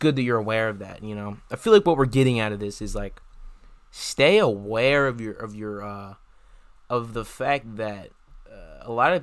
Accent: Delaware, United States; I'm from Delaware

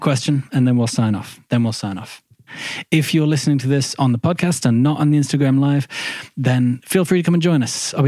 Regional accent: Midlands, United Kingdom; moved away as an adult; that's where I'm from. I'm from the Midlands

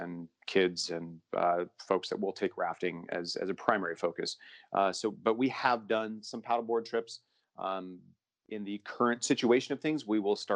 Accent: Bend, Oregon, United States; also born or lived in Maupin, Oregon; now in Hood River, United States; I grew up in Bend, Oregon

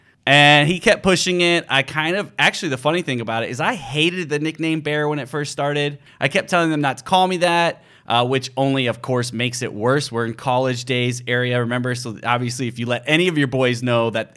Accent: Midwest, United States; also born or lived in Chicago, Illinois / Seattle, Washington; I grew up in the Midwest and lived in Chicago when I was really, really young and then went back as an adult

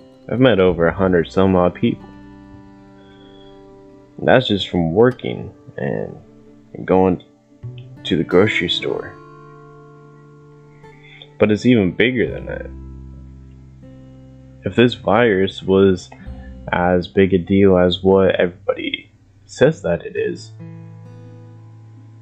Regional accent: Ohio, United States; I'm from Ohio

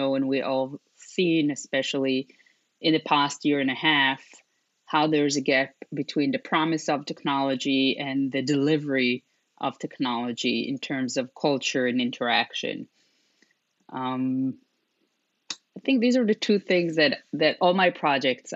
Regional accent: Israel; moved away as an adult; also born or lived in Europe; I was born and raised in Israel and moved to Europe when I was 20

